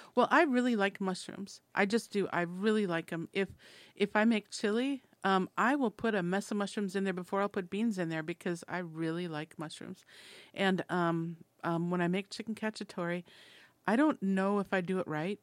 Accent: Minnesota, United States; I'm from Minnesota

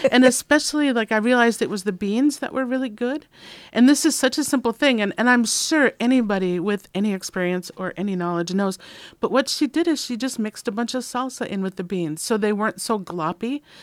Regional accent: Minnesota, United States; moved away; I'm from Minnesota

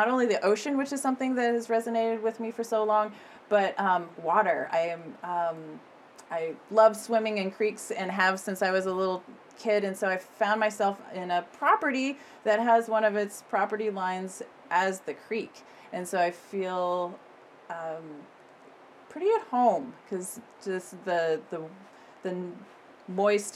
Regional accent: Corvallis, Oregon, United States; also born or lived in East Coast, United States / Eugene, Oregon; now in Nehalem, United States; my growing up years happened in Corvallis, so I consider Corvallis my hometown, even though I was born on the East Coast

